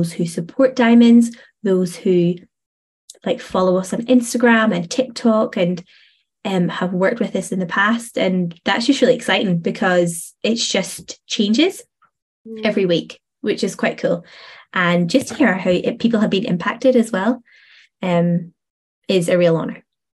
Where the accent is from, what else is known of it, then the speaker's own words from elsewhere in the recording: Northern Ireland, United Kingdom; moved away as an adult; also born or lived in Stirling, Scotland; now in Scotland; I moved from Northern Ireland over to Stirling